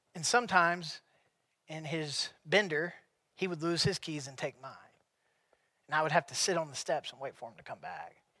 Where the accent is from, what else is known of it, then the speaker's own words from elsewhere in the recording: South Carolina, United States; growing up in South Carolina, I always believed in God